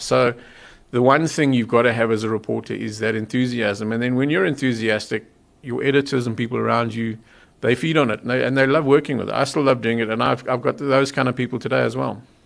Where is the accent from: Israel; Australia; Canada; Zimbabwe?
Zimbabwe; now in South Africa; I, am not a South African, I was born in Zimbabwe